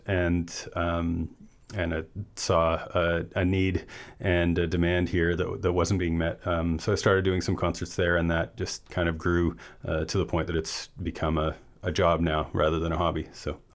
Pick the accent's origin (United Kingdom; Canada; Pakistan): Canada; Vancouver, British Columbia; moved away as an adult; also born or lived in Comox Valley; now in Campbell River, Canada; I grew up in East Vancouver